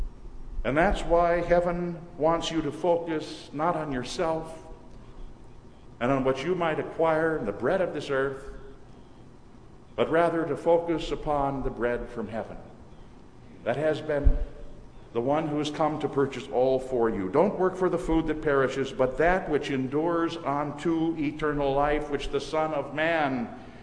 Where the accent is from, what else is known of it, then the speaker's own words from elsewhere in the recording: Minnesota, United States; moved away; my wife and I will be returning to Minnesota to visit my mother. Whenever during the past few years I've returned to my hometown